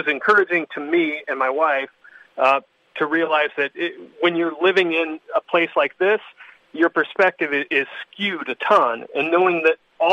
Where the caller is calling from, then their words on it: Ames, Iowa, United States; I'm calling from Ames, Iowa